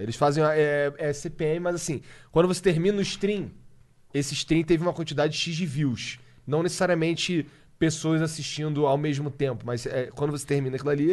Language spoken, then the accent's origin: Portuguese; Brazil; eu sou brasileiro. Falo português.